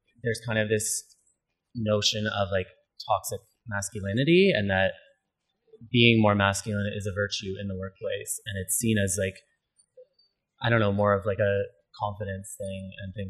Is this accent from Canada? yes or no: yes; London, Ontario, Canada; moved away; I'm from London, Ontario, originally